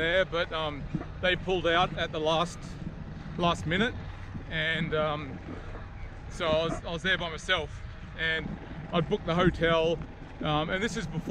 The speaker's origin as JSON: {"language": "English", "town": "Brisbane", "region": "Queensland", "country": "Australia", "said": "I'm from Brisbane."}